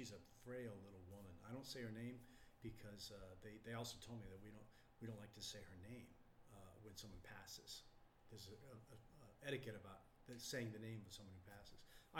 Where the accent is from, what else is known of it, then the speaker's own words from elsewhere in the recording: Texas, United States; What? I'm from Texas. I mean, I don't have indigenous roots.